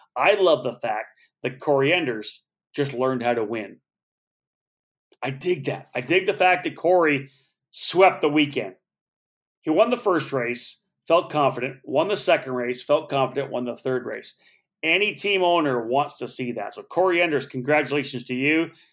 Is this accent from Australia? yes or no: no; Canada; I'm Canadian, and I cheered for the Leafs